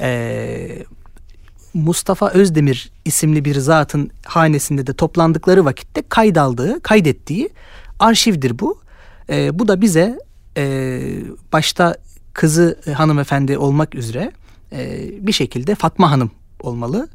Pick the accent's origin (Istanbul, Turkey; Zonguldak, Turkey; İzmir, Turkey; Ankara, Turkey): Istanbul, Turkey; Ben e, 92 İstanbul doğumluyum. Eski İstanbul'da, Suriçin'de doğdum büyüdüm.